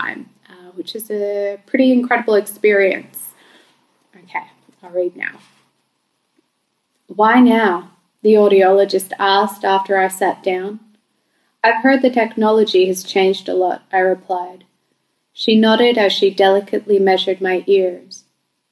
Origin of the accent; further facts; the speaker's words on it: Bankstown, New South Wales, Australia; I grew up in Bankstown and I went to school in Sefton and Lidcombe